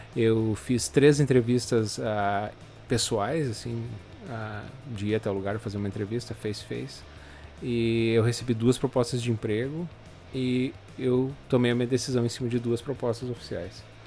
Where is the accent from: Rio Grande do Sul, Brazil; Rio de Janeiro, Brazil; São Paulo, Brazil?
Rio Grande do Sul, Brazil; Novo Hamburgo; moved away as an adult; also born or lived in Porto Alegre; now in Canada; eu vim de Porto Alegre, na verdade, a minha cidade de Novo Hamburgo ali fica na região metropolitana de Porto Alegre